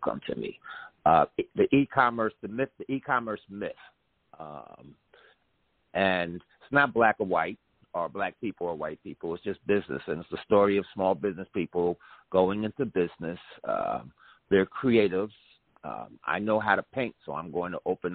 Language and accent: English; New Jersey, United States; I'm from Jersey